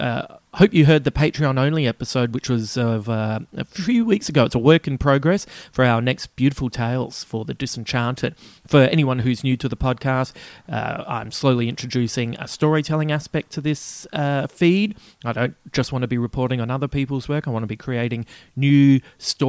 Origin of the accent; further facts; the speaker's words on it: Adelaide, South Australia, Australia; moved away; my hometown. It's the last trip I had back to Adelaide